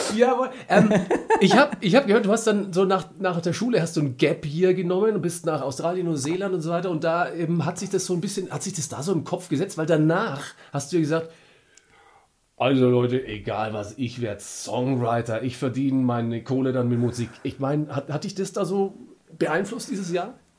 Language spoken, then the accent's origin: German; Franconia, Germany; bei uns in Franken